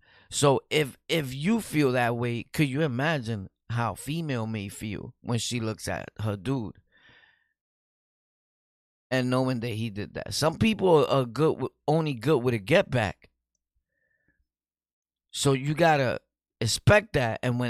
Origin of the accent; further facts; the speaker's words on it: Bronx, New York, United States; we're both from the Bronx, so you know that we're dirty